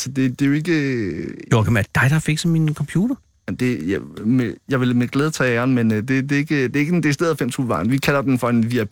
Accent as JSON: {"language": "Danish", "town": "Slagelse", "region": "Zealand", "country": "Denmark", "said": "Jeg er fra Slagelse."}